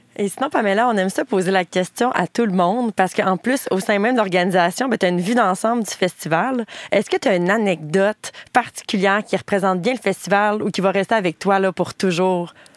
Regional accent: Bas-Saint-Laurent, Quebec, Canada; ma région euh, d'origine, le Bas-Saint-Laurent

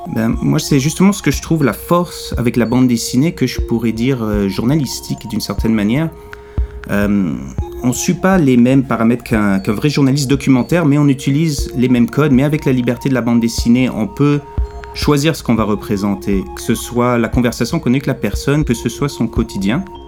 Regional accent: Quebec, Canada; En grandissant au Québec, euh, immigrant de deuxième génération, une mère française de France, un père américain, j'ai grandi pendant le deuxième référendum.

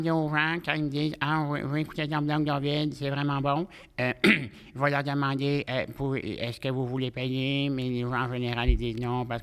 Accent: Quebec, Canada; dans le centre du Québec.

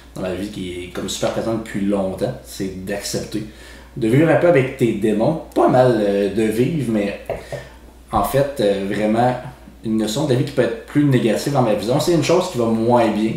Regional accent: Quebec City, Quebec, Canada; Moi, je suis né pas en banlieue de Montréal, moi, je viens de Québec. Puis, j'ai grandi euh, dans le coin.

